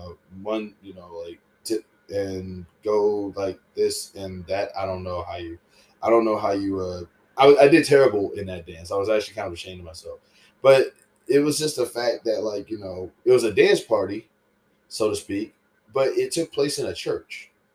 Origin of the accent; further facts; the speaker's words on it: the South, United States; growing up in the South, like, I remember one time there was this dance.